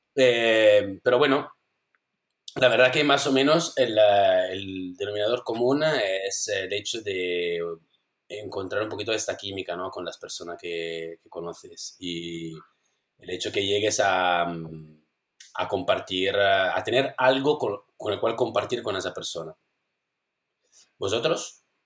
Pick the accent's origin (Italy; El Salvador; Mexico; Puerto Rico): Italy; Spanish is a second language; moved away as an adult; now in Spain; vivo aquí, pero bueno, soy italiano